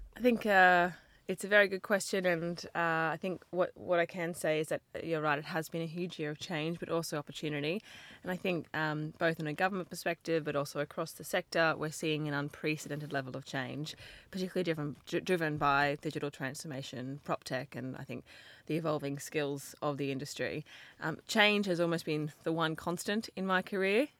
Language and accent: English; Brisbane, Queensland, Australia; accent: Australian; moved away as an adult; I grew up in Brisbane.